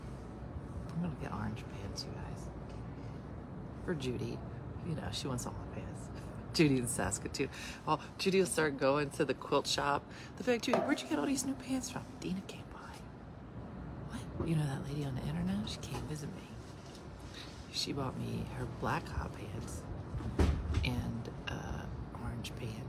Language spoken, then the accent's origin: English; Philadelphia, Pennsylvania, United States; a comedian from Philly